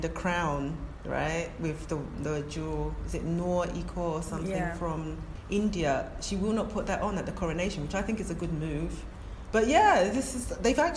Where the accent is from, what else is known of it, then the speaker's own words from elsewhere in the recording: London, United Kingdom; first language English; also born or lived in Ghana; I was born in London... I'm going to say I must have spoken English first, because we were three when we went to Ghana.